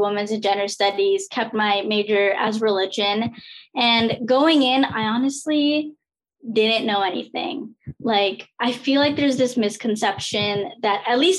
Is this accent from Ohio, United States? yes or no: no; New Jersey, United States; I was born and raised in New Jersey